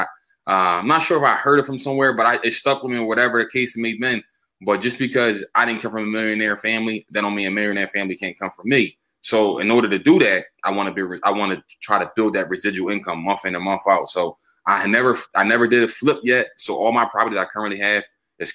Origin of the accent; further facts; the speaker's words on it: Philadelphia, Pennsylvania, United States; I'm from North Philly, born and raised